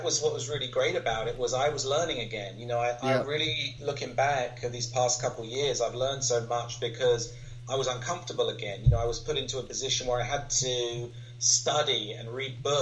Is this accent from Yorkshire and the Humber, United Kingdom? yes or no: no; London, United Kingdom; growing up in London or in the London area as a kid